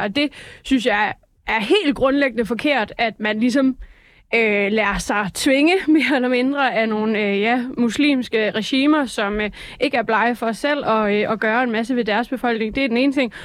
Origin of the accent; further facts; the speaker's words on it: Jutland, Denmark; jeg er jo jyde